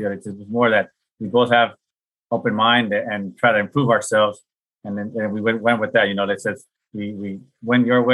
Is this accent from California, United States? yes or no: yes; Pasadena, California, United States; born and raised in Pasadena